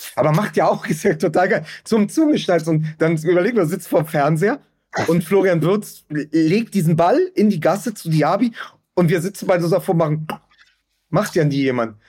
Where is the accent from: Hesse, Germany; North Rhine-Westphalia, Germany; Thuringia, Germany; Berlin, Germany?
Berlin, Germany; meine große Angst als Berliner ist